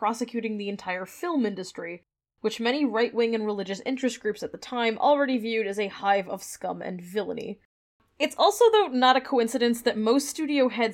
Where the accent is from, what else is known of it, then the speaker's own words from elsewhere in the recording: Canada; also born or lived in United States; we're Canadian